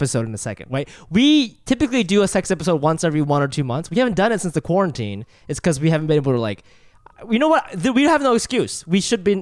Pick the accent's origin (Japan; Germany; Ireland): Japan; I was born in Japan